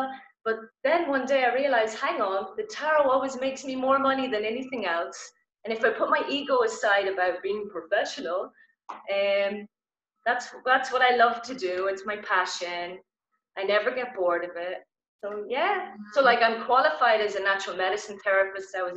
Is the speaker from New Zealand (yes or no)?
no; Ireland; I'm Irish